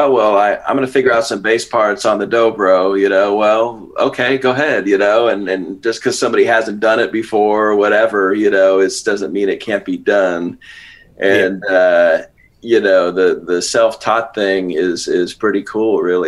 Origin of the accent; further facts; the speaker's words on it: San Francisco, California, United States; I grew up around San Francisco.